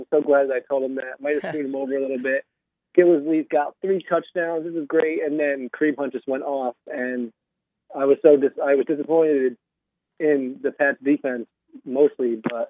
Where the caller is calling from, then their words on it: New York City, New York, United States; I'm calling from Queens, New York right now. I'm back at grad school.